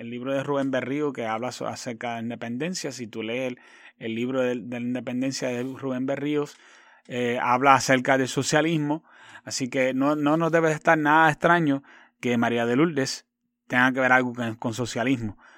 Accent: Puerto Rico; Como puertorriqueña y antillana, lo que no quiero para la patria cubana, tampoco lo quiero para mi isla borincana.

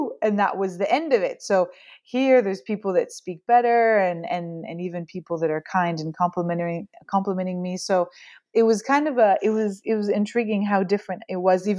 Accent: Oregon, United States; now in France; Where I grew up in Oregon, it's a very atheistic town.

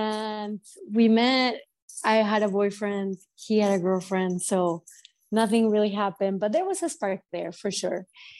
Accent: Mexico City, Mexico; English is a second language; also born or lived in San Antonio / Miami; now in New York, United States; I'm grew up in Mexico City, but at this point I feel same as, like, you know, Mexican as I am a New Yorker.

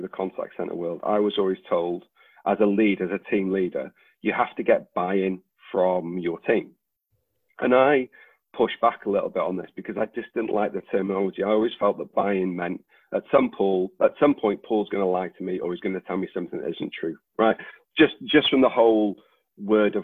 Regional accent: Wales, United Kingdom; I'm Welsh

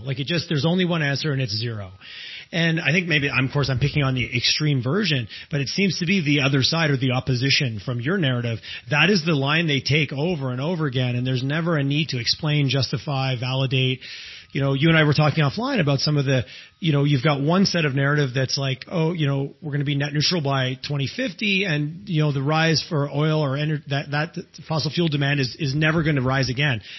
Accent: Eastern Canada, Canada; moved away as an adult; also born or lived in Quebec; now in Alberta, Canada; I grew up in Eastern Canada.

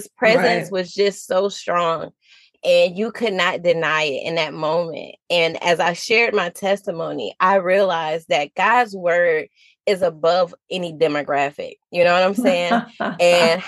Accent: Detroit, Michigan, United States; moved away as an adult; now in South Carolina, United States; I'm from Detroit, Michigan. My family and I moved to South Carolina in 2019.

